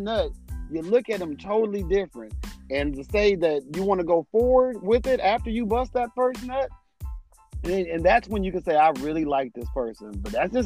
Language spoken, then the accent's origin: English; Detroit, Michigan, United States; moved away as an adult; also born or lived in Nashville, Tennessee; I haven't been in Detroit, you know, living in Detroit. I graduated from school in 98 and I went to Tennessee State. Then I moved back to Detroit from Nashville